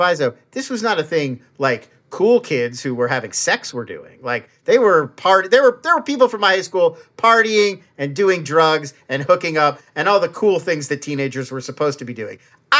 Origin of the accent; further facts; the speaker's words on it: Irvine, California, United States; I grew up in Irvine, which is just down the road from Anaheim.